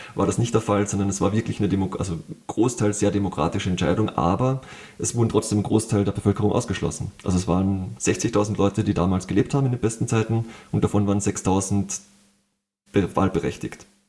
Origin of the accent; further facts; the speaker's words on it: Austria; ich als Österreicher